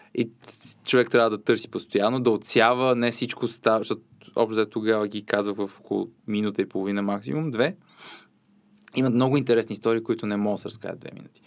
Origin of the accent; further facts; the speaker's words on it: Popovo, Targovishte Province, Bulgaria; Аз съм родом от Попово